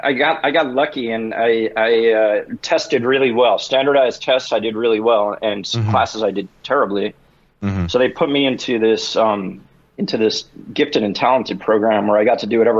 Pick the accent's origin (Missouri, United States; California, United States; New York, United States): New York, United States; Yeah, so I grew up in New York.